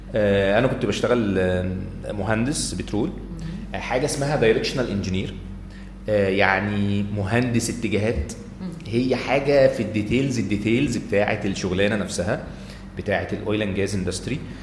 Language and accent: Arabic; Egypt; انا سايح مصري